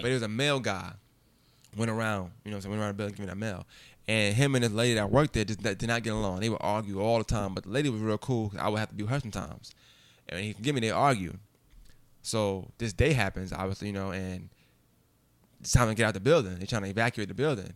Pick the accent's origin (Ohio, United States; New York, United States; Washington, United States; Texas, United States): New York, United States; born or raised there